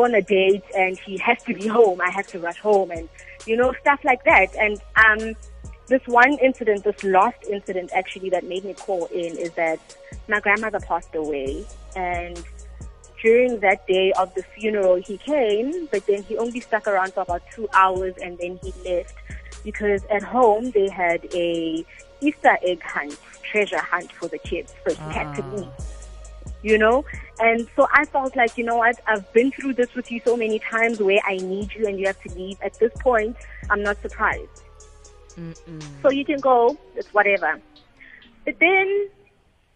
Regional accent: South Africa; I'm South African

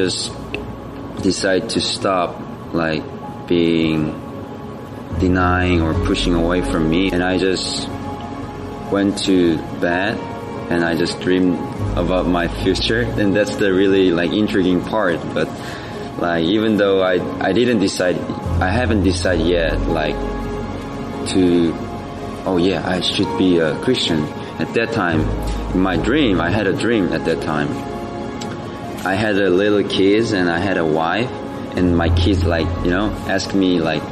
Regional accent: South Korea; English is a second language; moved away as an adult; I'm 26 years old, and I'm from South Korea, and I'm exchange student

